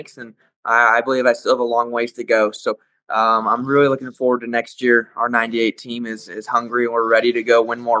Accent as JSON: {"language": "English", "town": "Las Vegas", "region": "Nevada", "country": "United States", "tie": "born or raised there", "said": "in my hometown"}